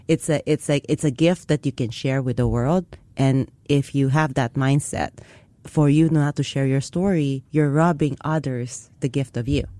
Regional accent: Philippines; now in Singapore; I grew up in the Philippines

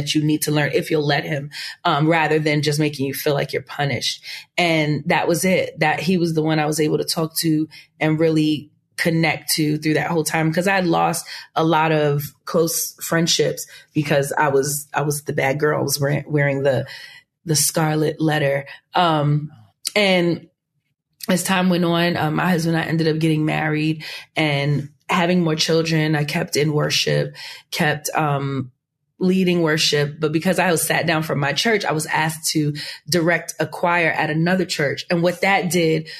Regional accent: New York City, New York, United States; now in Long Island, United States; I was born and raised in Queens, New York, and I was really born in Long Island, but anyway, raised in Queens, New York, lived there for a really long time

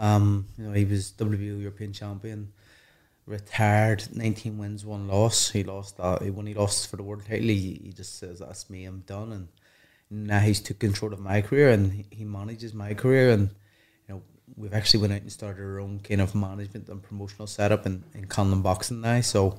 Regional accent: Ireland; And maybe because what I've done, the amateurs, but also my own talents, and then adding being Irish to it, you know, helps.

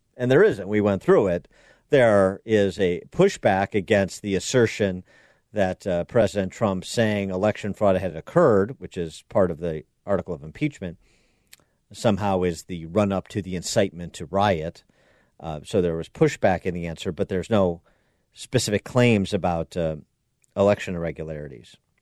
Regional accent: Illinois, United States; my home state of Illinois

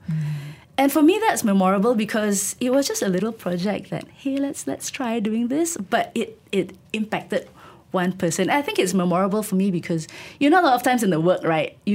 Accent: Tanjung Malim, Perak, Malaysia; I grew up in Tanjung Malim. And my entire growing up years, my teenage years, I thought my future would just be

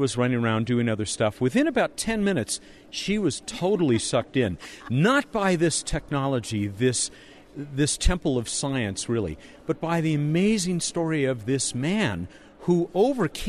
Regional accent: Southern California, United States; born and raised in Southern California

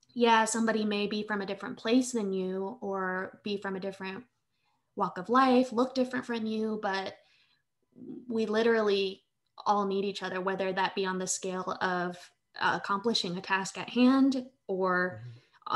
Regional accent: Manila, Metro Manila, Philippines; moved away; I am an immigrant. I was born in Manila, Philippines. I'm a quarter Filipino

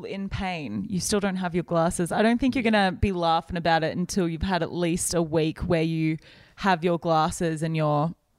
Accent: Australia; I'm Australian.

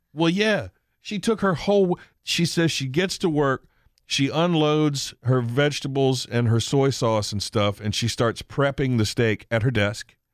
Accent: United States; library that I went to when I was a kid on the Eastern Shore

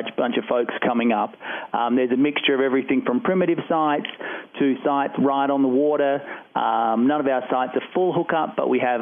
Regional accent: Australia; now in Colorado, United States; Like a big chunk of Coloradans, I'm a transplant, but I'm from Australia originally.

